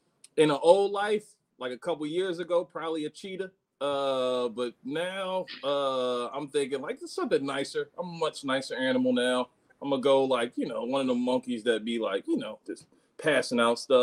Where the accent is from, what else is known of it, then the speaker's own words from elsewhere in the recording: Philadelphia, Pennsylvania, United States; now in Los Angeles, United States; I'm from Philly. I live in LA now.